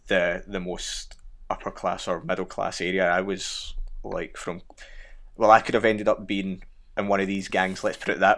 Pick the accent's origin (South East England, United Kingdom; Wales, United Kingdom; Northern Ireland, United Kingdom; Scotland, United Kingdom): Scotland, United Kingdom; Glasgow; And growing up in Glasgow, most of the audience would know what's coming next, but he doesn't.